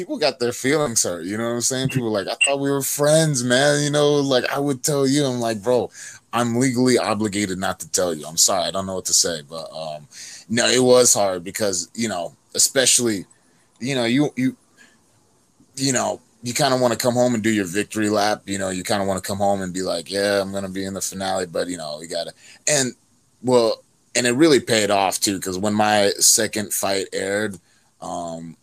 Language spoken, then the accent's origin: English; North Carolina, United States; I'm from North Carolina.